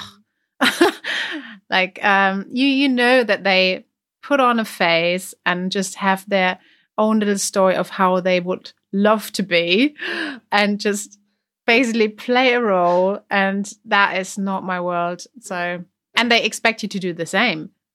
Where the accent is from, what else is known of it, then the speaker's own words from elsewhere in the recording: Germany; accent: German; English is a second language; I had a really strong German accent